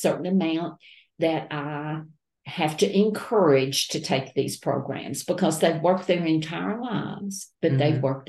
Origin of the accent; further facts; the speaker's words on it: Grainger County, Shiloh community near Cherokee Dam, Tennessee, United States; My parents moved to Grainger County when I was 6 weeks old.